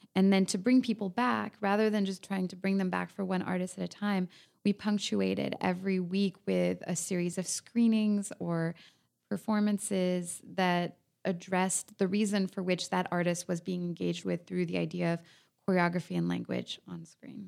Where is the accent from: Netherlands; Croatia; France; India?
France; now in Los Angeles, United States; I'm from France